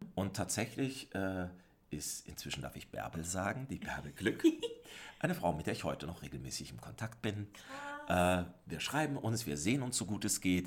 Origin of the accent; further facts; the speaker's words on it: Southern Germany, Germany; moved away; also born or lived in Austria; Ich selbst bin ja äh, Deutscher und zwar Süddeutscher.